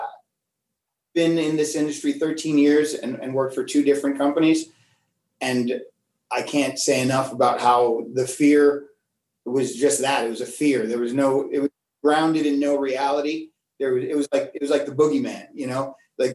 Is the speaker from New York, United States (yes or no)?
yes; New York City, New York, United States; moved away as an adult; now in Florida, United States; I'm from the Bronx, came from a bad neighborhood